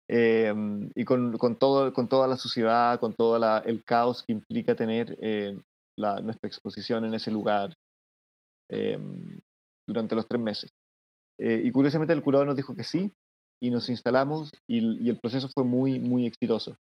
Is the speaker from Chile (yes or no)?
yes; Chile; yo soy chileno